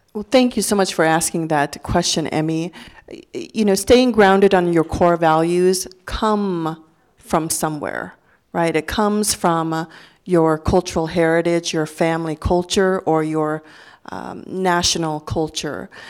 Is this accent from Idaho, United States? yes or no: yes; Idaho, United States; English is a second language; also born or lived in Laos; as a Lao refugee, as a Lao, as an American, as an Idahoan